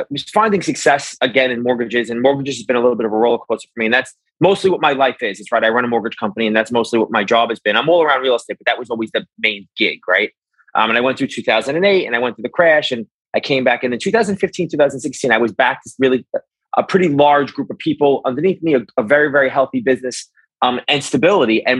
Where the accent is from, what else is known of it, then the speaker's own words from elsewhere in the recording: New York City, New York, United States; I grew up in Brooklyn, New York